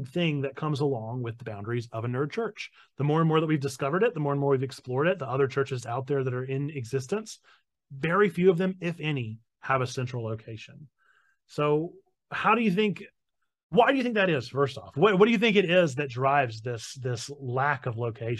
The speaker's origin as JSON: {"language": "English", "region": "North Carolina", "country": "United States", "said": "I'm from North Carolina"}